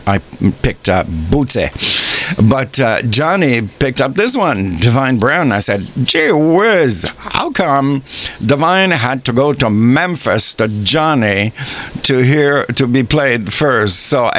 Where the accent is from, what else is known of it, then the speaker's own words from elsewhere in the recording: Canada; I'm so proud of being Canadian